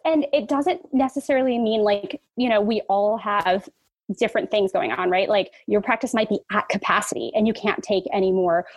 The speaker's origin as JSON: {"language": "English", "town": "San Francisco", "region": "California", "country": "United States", "tie": "born or raised there", "said": "I was born and raised in San Francisco"}